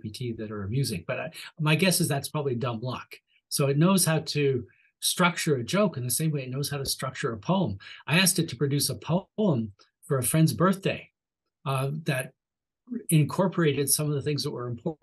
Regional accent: Canada; accent: Canadian; my Canadian accent

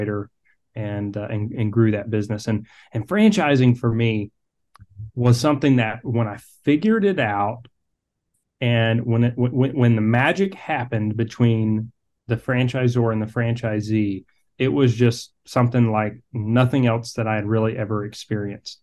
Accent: Atlanta, Georgia, United States; I'm originally from Atlanta, Georgia

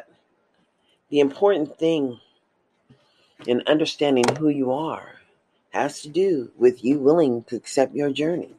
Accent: United States; As an American citizen

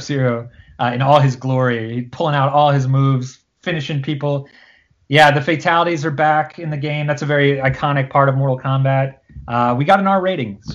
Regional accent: Cherry Hill, New Jersey, United States; I grew up in Cherry Hill, which is a town in South Jersey

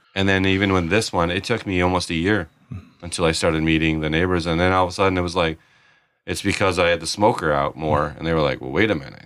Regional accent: Detroit, Michigan, United States; moved away; we're from Detroit, Detroit area

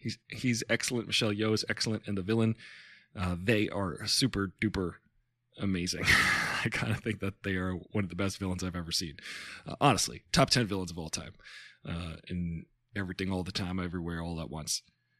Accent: India; We're from India.

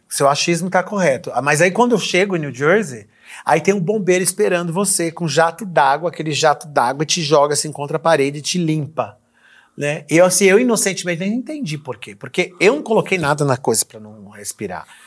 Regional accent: Brazil; moved away; also born or lived in United States

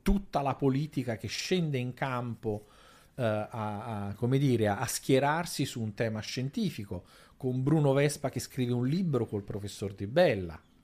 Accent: Naples, Campania, Italy; io vengo da Napoli

